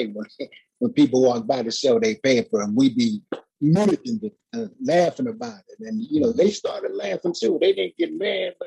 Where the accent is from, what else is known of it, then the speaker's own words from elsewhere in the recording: Los Angeles, California, United States; I grew up in South Central Los Angeles